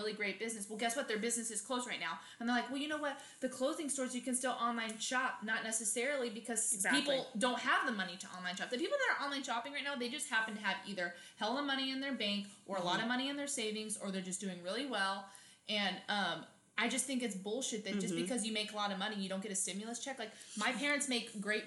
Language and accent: English; Arizona, United States; now in California, United States; we're from Arizona and we live in California